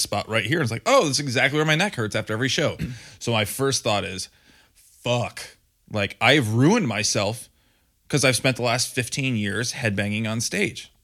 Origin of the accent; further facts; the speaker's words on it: Grand Rapids, Michigan, United States; accent: Grand Rapids / Michigander; now in Ohio, United States; brought back a little bit of my Grand Rapids accent, my Michigan, Michigander